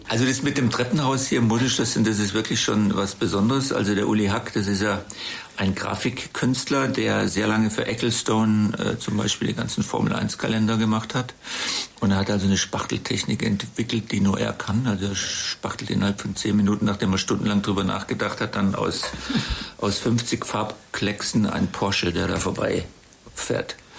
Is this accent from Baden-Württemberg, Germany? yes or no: yes; Black Forest, near Titisee, Baden-Württemberg, Germany; moved away as an adult; also born or lived in Freiburg / Bonn / London / Monte Carlo; now in Traben-Trarbach, Germany; ich bin ja im Schwarzwald geboren. Meine Eltern hatten dort einen Landgasthof äh, in der Gegend vom Titisee